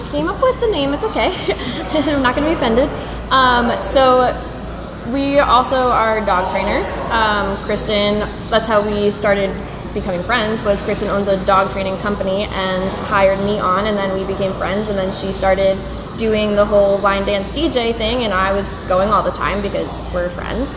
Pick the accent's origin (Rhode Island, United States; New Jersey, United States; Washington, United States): Rhode Island, United States; East Greenwich; I'm from East Greenwich. It's my neck of the woods